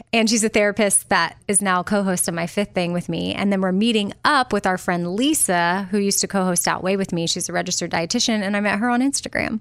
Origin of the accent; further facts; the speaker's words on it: Austin, Texas, United States; moved away; I'm a Texas girl, and I always will be at heart, but New York was just this, wow, this, I mean, I was from Austin